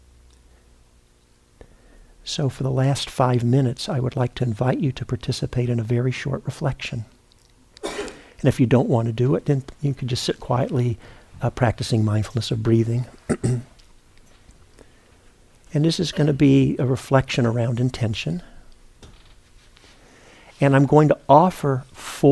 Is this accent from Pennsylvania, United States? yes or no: no; Memphis, Tennessee, United States; I was born and raised in Memphis, Tennessee